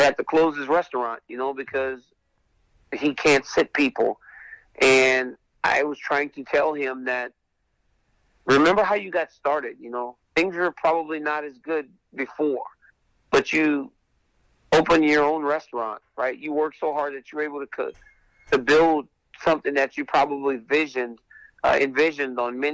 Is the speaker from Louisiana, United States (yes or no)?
yes; Lafayette, Louisiana, United States; moved away as an adult; a guy from my hometown of Lafayette, Louisiana